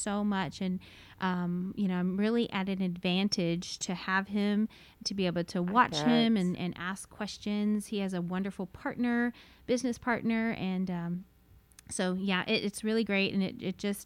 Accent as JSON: {"language": "English", "town": "Martindale", "region": "Texas", "country": "United States", "tie": "born or raised there", "said": "So I am from this area. I grew up in Martindale, went to San Marcos High School and Texas State University, and have settled here with my family"}